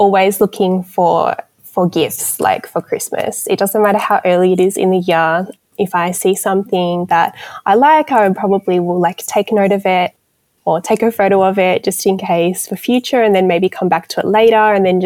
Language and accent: English; Melbourne, Victoria, Australia; moved away; also born or lived in Newcastle, New South Wales; I am originally from Melbourne, and then I moved to Newcastle with my mum, and I lived there for 10 years, and then I just moved back to Melbourne.